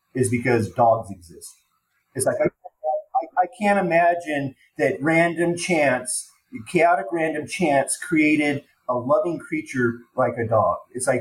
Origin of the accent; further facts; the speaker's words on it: Denver, Colorado, United States; growing up in Denver